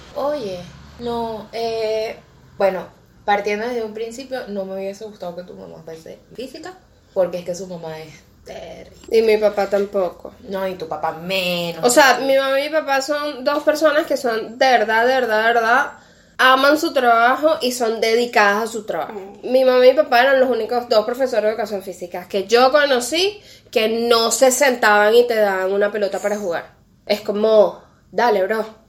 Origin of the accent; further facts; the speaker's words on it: Venezuela; now in Argentina; de venezolanos